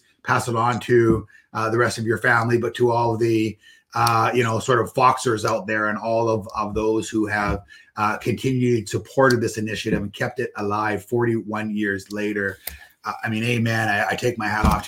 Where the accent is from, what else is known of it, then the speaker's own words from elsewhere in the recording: Port Coquitlam, British Columbia, Canada; my hometown, Port Coquitlam.